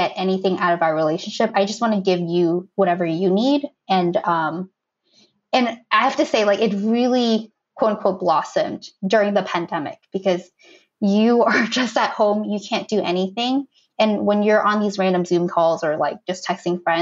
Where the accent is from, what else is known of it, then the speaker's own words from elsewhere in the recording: Boston, Massachusetts, United States; moved away as an adult; also born or lived in Fiji; now in Tokyo, Japan; We're both from Boston.